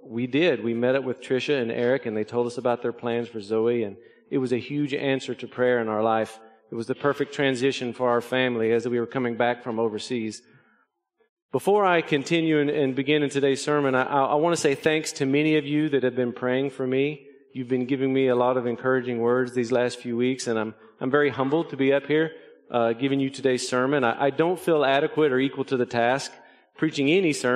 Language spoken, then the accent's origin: English; Arkansas, United States; moved away as an adult; I was born and raised in Arkansas